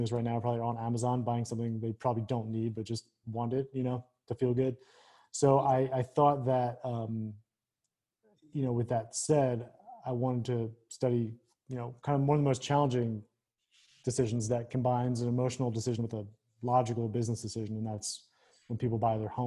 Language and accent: English; Philadelphia, Pennsylvania, United States; moved away as an adult; also born or lived in Northern Virginia; So I grew up in Philly.